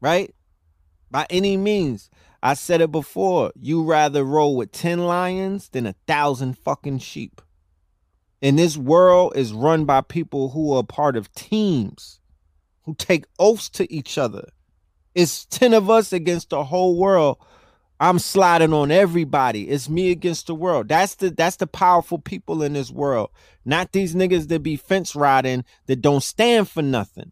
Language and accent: English; New York, United States; I'm from New York